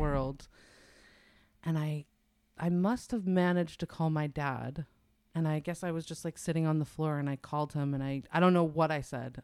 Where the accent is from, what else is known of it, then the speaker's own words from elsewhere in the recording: New York, United States; also born or lived in New Hampshire; now in California, United States; I grew up in New York longer than I lived anywhere else